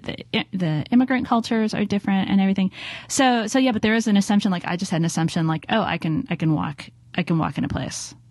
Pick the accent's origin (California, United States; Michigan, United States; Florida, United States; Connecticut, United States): California, United States; Los Angeles; now in San Francisco, United States; growing up in Los Angeles